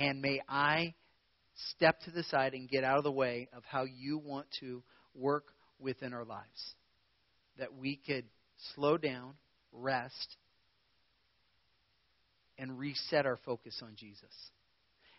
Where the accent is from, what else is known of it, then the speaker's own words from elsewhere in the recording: Prineville, Oregon, United States; I was born and raised in Prineville